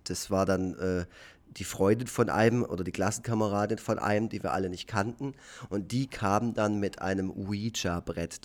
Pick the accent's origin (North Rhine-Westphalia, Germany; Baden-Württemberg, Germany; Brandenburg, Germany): Baden-Württemberg, Germany; Effringen; auf dem Land in Effringen, wo ich aufgewachsen bin, im schönen Nordschwarzwald